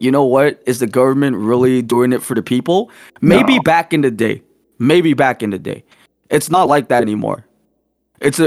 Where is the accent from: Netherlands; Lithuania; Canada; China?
Canada; as a Canadian